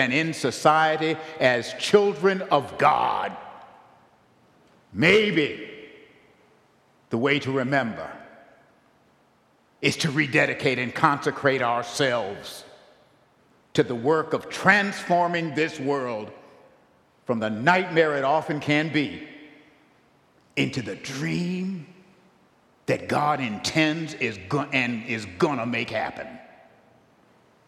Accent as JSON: {"language": "English", "town": "Buffalo", "region": "New York", "country": "United States", "tie": "born or raised there", "said": "I grew up in St. Philip's Church. St. Philip's Church in Buffalo, New York, many years ago."}